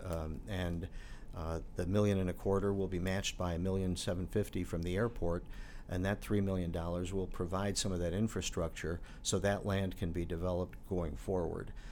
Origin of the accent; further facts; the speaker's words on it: Chicago, Illinois, United States; moved away as an adult; now in Bloomington, United States; I am a Chicagoan